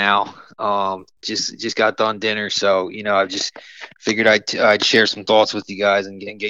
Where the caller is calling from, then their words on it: right outside of Philly, Pennsylvania, United States; I'm actually calling from right outside of Philly.